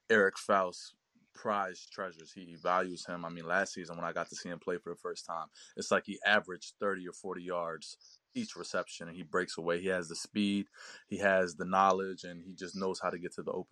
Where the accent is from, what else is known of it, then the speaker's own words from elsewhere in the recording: Pennsylvania, United States; I'm from Pennsylvania.